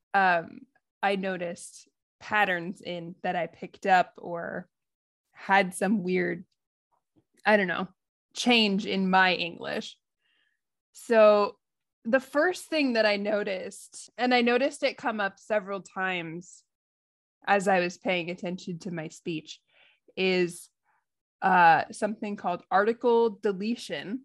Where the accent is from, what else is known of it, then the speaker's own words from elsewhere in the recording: United States; accent: American; now in Japan; my American accent